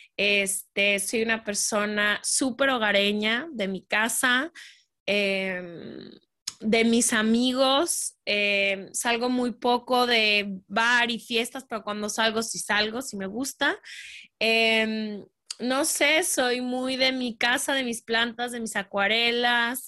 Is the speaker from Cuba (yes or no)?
no; Guadalajara, Jalisco, Mexico; nací en México, crecí en Guadalajara toda mi vida